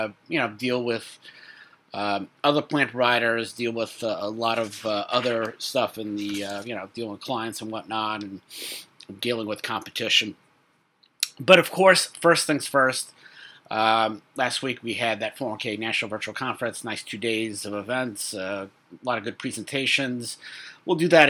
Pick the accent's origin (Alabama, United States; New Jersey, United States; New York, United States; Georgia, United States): New York, United States; New York City; I'm a kid from Brooklyn